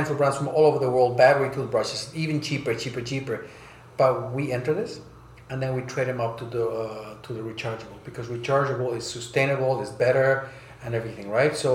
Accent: Bolivia; also born or lived in United States / Germany; I grew up in South America and Bolivia, uh, and the U.S. and then in Germany my most of my life.

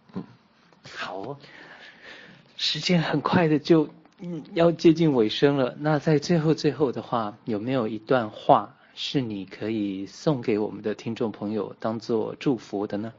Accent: Taiwan; 在在台湾我们把普通话叫国语嘛

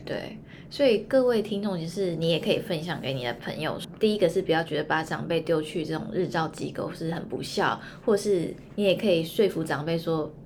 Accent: Hualien, Hualien County, Taiwan; 因为我是花莲人嘛

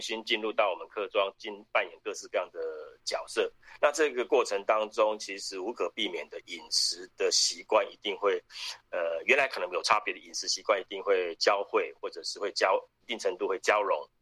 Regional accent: Taiwan; 我是客家人

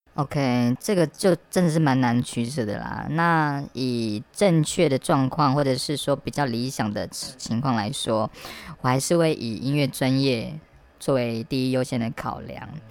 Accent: eastern Taiwan, Taiwan; moved away; 我其实以前是在东部念书，我是东部的野孩子哦

